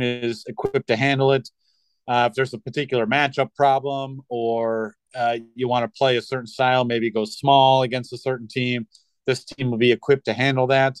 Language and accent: English; Midwest, United States; I'm from the Midwest